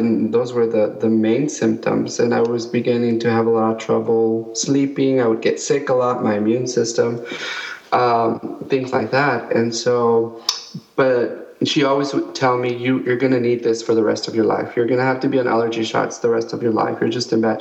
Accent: El Paso, Texas, United States; moved away as an adult; now in San Antonio, United States; we're originally from El Paso

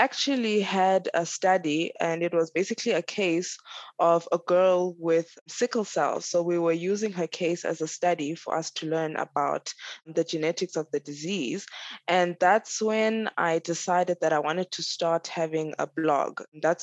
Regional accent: DR Congo; now in South Africa; I'm currently living in South Africa, but I'm originally from Congo, DRC.

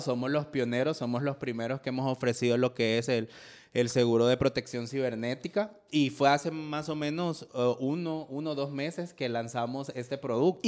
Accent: El Salvador; nuestro país

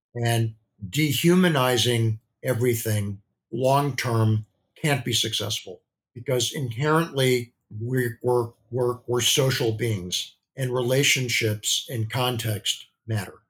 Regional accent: Midwest, United States; I grew up in the Midwest.

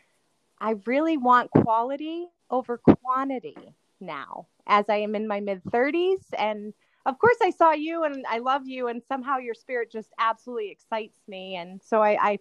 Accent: Greenland, New Hampshire, United States; I grew up in Greenland, New Hampshire, and I lived in a multi-generational house.

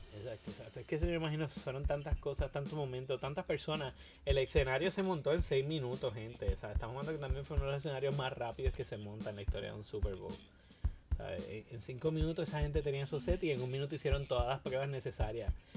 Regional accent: Puerto Rico; todos los puertorriqueños

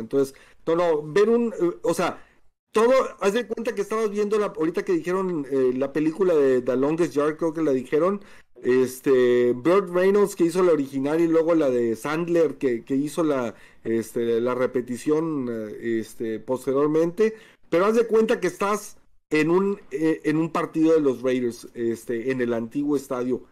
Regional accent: Mexico; somos de México

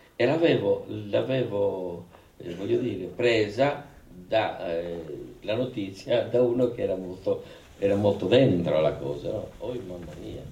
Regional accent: Luogosanto, Sardinia, Italy; io sono un uomo di terre chiuse perché sono nato lì a Logosanto, che era, che era comune di Tempio, proprio al centro della Gallura

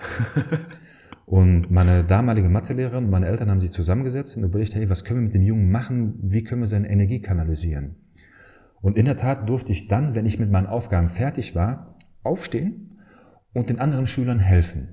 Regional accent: Dortmund, North Rhine-Westphalia, Germany; moved away as an adult; now in Aachen, Germany; bin gebürtiger Dortmunder. Daher, wenn man mich nach der Heimat fragt, ich komme aus Dortmund, äh, aus dem Dortmunder Süden, aus Dortmund-Hörde

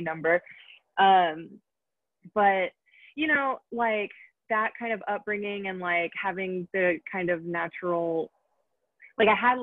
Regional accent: Atlanta, Georgia, United States; moved away as an adult; now in Los Angeles, United States; I am from Atlanta, Georgia. I was born there

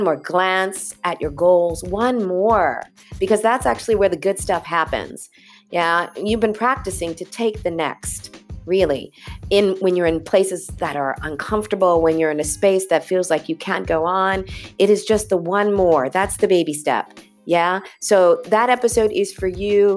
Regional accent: California, United States; I grew up in California

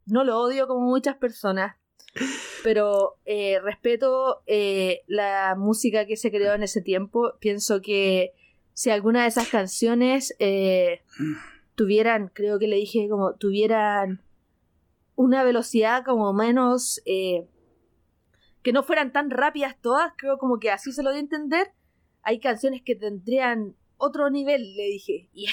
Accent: Chile; soy de Chile

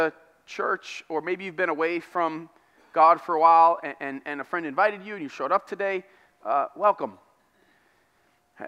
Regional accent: United States; I'm American

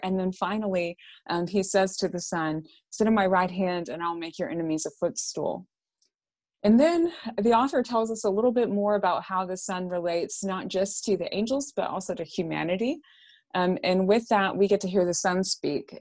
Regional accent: Texarkana, United States; also born or lived in Irving, Texas (born near Texas Stadium); moved to Texarkana, though, I think I was maybe, uh, two or something like

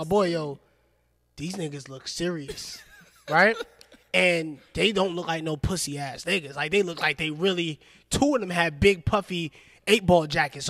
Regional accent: New York City, New York, United States; now in Atlanta, United States; I'm from Brooklyn, New York, right?

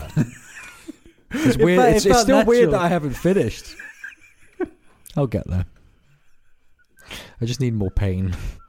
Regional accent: Glasgow, Scotland, United Kingdom; also born or lived in Isle of Man; I got bullied a lot for being a Scottish cunt here, and I got bullied a lot for being an English cunt in Scotland, because I hopped between the Isle of Man and Glasgow, and I was fucking ginger.

